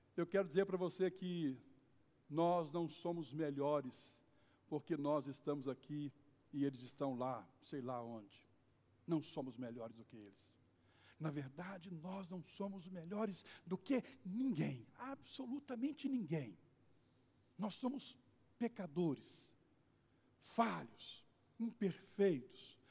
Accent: Brazil; nós somos cidadãos brasileiros

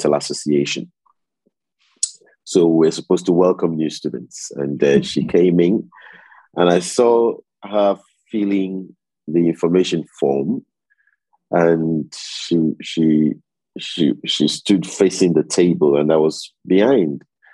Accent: Lagos, Nigeria; moved away as an adult; also born or lived in Delta State, Nigeria / York, England; I'm originally from the Delta in Nigeria. My state is Delta State, but I was born in Lagos in Nigeria. I went to primary, secondary school, university. I did all my professional training in Lagos

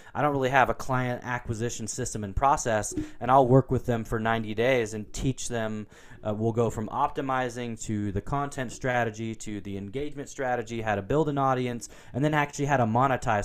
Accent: Portland, Oregon, United States; I grew up in Portland, Oregon

